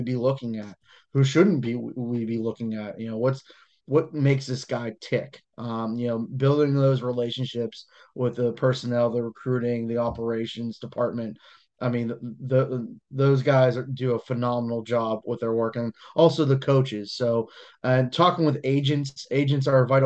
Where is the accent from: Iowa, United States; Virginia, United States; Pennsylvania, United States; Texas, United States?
Pennsylvania, United States; Pittsburgh; I'm born and bred in Pittsburgh, Pennsylvania, Beaver County, PA